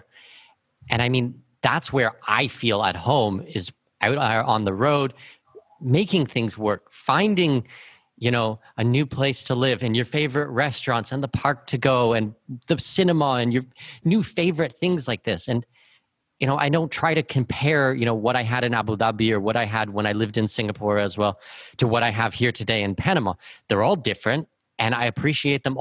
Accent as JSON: {"language": "English", "region": "southwestern Ontario", "country": "Canada", "tie": "born or raised there", "moved": "yes", "said": "anywhere in southwestern Ontario"}